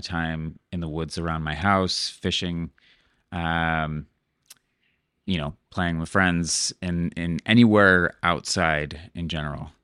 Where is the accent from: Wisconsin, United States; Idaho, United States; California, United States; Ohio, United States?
Ohio, United States; Cleveland; moved away as an adult; also born or lived in Montana / Seattle; now in Playa del Carmen, Mexico; I was born in Cleveland, Ohio